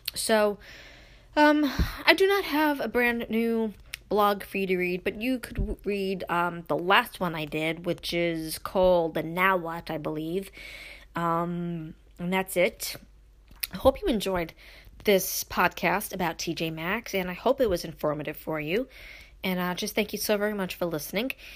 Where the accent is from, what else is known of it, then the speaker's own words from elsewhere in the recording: New York City, New York, United States; moved away; growing up in Brooklyn, moving to upstate